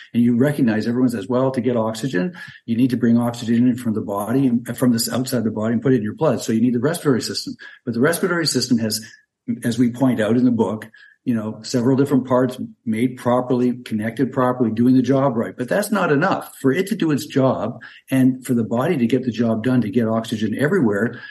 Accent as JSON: {"language": "English", "country": "Canada", "moved": "as an adult", "lives_now": "Tampa Bay area, Florida, United States", "said": "I'm originally from Canada. I'm a physician trained up there, but I uh, moved down to Florida about 40 years ago."}